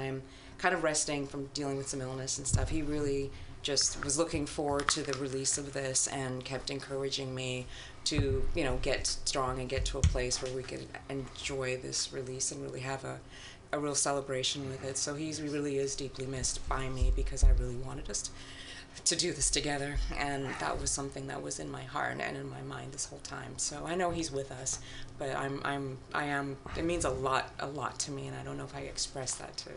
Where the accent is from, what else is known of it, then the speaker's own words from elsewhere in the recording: Ghana; moved away; I'm from Ghana originally